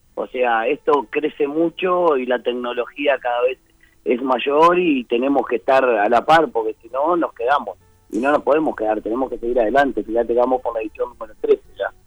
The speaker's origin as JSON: {"language": "Spanish", "country": "Uruguay", "said": "somos, somos uruguayos"}